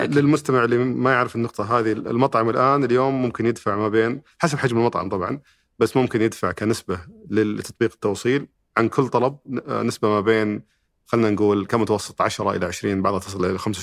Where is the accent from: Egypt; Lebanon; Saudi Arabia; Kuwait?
Saudi Arabia; عندنا في السعوديه